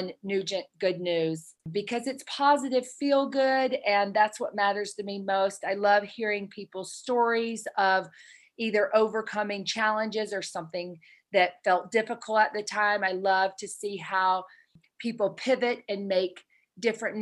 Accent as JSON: {"language": "English", "region": "Alabama", "country": "United States", "tie": "born or raised there", "moved": "as an adult", "lives_now": "Utah, United States", "said": "I grew up in Alabama. I'm a Southern Belle."}